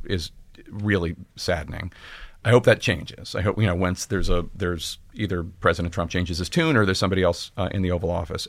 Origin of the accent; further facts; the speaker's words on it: Philadelphia, Pennsylvania, United States; I'm from Philadelphia